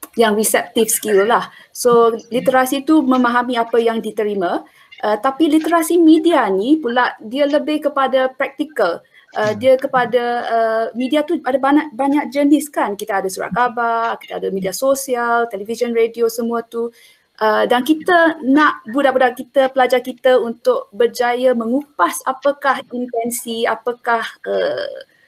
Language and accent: Malay; Selangor, Malaysia; Saya orang Selangor dan kini uh, berada di Selangor.